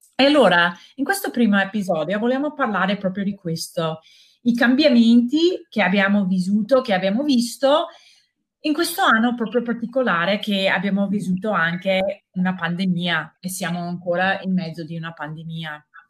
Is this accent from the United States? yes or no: yes; United States; Italian is a second language; moved away as an adult; now in Verona, Italy; io sono americana e sono arrivata a Verona quasi dieci anni fa